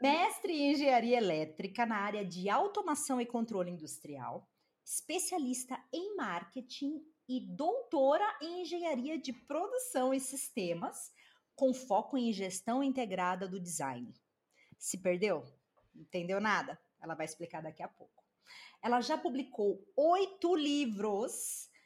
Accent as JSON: {"language": "Portuguese", "country": "Brazil", "moved": "yes", "said": "nós que somos brasileiros, né, e que moramos no exterior"}